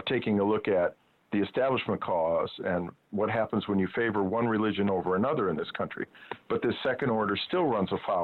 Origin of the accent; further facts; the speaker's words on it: Rochester, New York, United States; I was born in Rochester, New York.